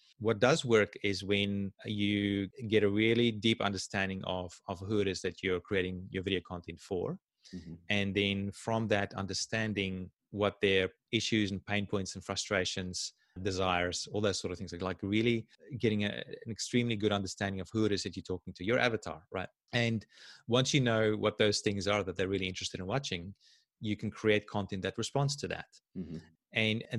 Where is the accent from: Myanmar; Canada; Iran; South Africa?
South Africa; I had a great childhood. I mean, I grew up in South Africa.